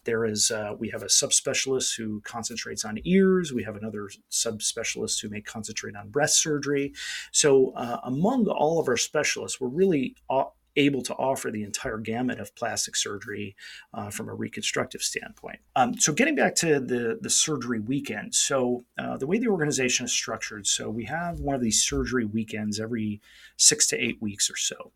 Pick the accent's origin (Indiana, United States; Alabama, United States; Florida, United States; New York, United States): New York, United States; moved away as an adult; also born or lived in Michigan / Los Angeles / Atlanta; now in San Diego, United States; I'm originally from New York State